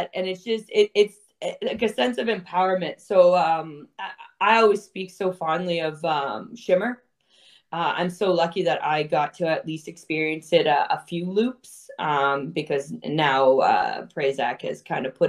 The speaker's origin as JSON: {"language": "English", "town": "Toronto", "region": "Ontario", "country": "Canada", "tie": "born or raised there", "said": "I'm born and raised in Toronto"}